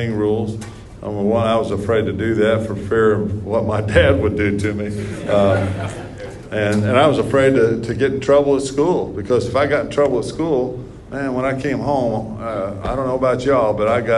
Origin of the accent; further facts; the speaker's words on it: New Castle, Indiana, United States; Growing up in Newcastle